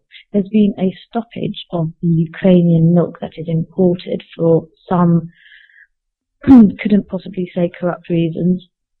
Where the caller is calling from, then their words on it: Dushanbe, Tajikistan; I'm calling from Dushanbe, the capital of Tajikistan. I've been living here for 7 months now